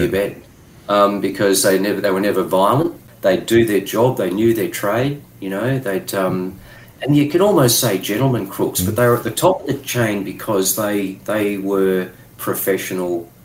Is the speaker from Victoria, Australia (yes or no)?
no; Tambo, Queensland, Australia; I grew up in the bush in Queensland